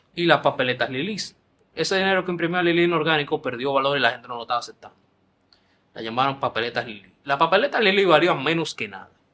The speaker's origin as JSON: {"language": "Spanish", "country": "Dominican Republic"}